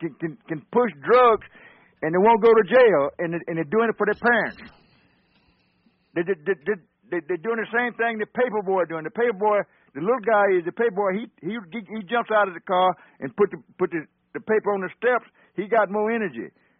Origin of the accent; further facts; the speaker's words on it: South Carolina, United States; now in Duluth, United States; I was born and raised in South Carolina. I'm a little older than he is. I was born in 1931. I was 14 when the war was, World War II was over.